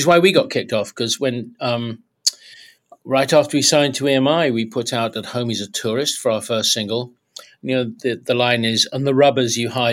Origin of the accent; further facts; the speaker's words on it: South East England, United Kingdom; although three of us were all from Southeast London. We grew up in Kent.